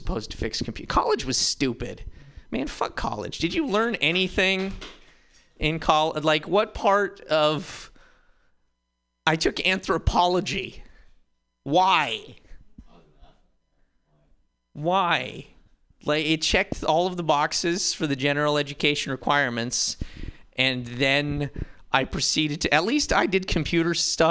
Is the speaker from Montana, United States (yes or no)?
yes; Montana, United States; now in San Francisco, United States; I'm from Montana